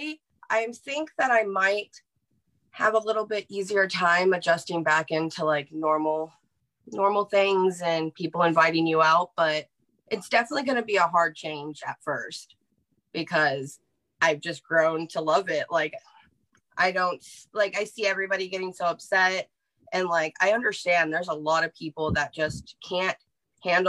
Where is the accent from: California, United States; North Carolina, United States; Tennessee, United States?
California, United States; Central; I am from Central California, so kind of beachy area.